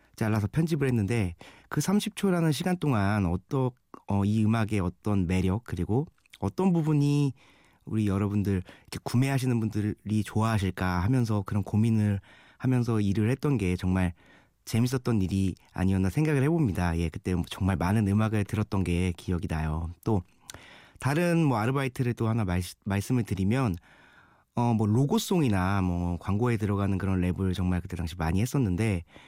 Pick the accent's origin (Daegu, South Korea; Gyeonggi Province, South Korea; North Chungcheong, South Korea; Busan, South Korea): Gyeonggi Province, South Korea; Suwon; 어린 시절 태어나고 자란 곳이 바로 경기도 수원이란 곳이에요